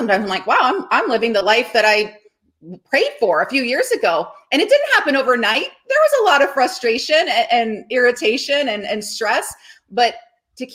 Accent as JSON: {"language": "English", "town": "Cincinnati", "region": "Ohio", "country": "United States", "tie": "born or raised there", "said": "Larry Lyons, my swim coach from growing up in Cincinnati, Ohio"}